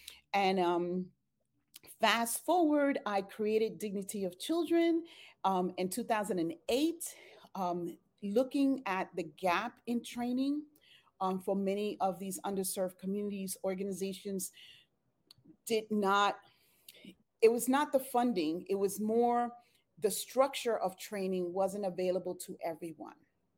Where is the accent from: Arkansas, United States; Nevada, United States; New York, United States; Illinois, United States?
New York, United States; Bronx; also born or lived in Puerto Rico; I was born in Puerto Rico. I'm a twin. My sister and I and seven other siblings, my sister and I are the youngest. So my mom migrated from Dominican Republic to Puerto Rico with the siblings and then to the Bronx, New York, with eight children and my grandmother.